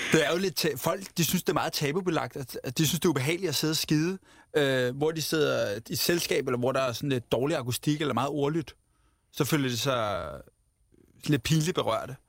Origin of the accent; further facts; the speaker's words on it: Ramløse, Capital Region of Denmark, Denmark; Jeg er vokset op i Ramløs